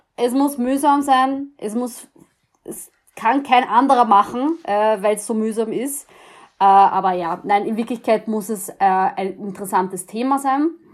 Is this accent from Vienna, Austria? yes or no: yes; Vienna, Austria; als Wiener, man lebt an der Donau, wir sind alle stolz auf die Donau